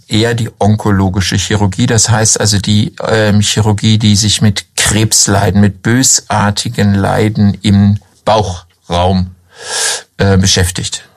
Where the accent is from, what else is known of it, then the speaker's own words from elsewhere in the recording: Hanover, Lower Saxony, Germany; moved away as an adult; also born or lived in Southern Germany / Lower Franconia; now in Schweinfurt, Germany; wie man an meiner Stimme hört, ähm, bin ich nicht in Unterfranken geboren, sondern in Norddeutschland, in Hannover.